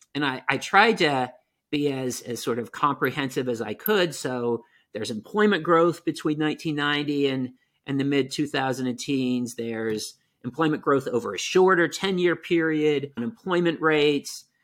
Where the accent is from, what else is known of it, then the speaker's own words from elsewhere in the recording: Newark, Ohio, United States; moved away; also born or lived in Maine; I grew up in Central Ohio, um, the town's called Newark, Ohio